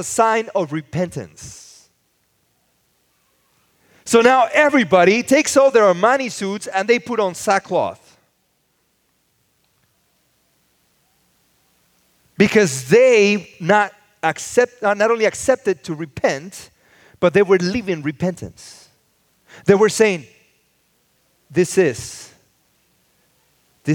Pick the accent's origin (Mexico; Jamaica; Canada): Mexico; Mexico City; now in Los Angeles, United States; I grew up in the city. I was born in Mexico City, and then I came to live